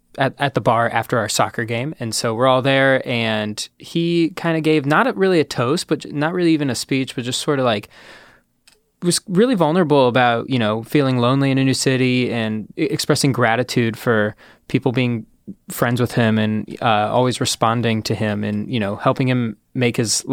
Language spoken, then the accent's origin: English; Ohio, United States; I'm from Ohio.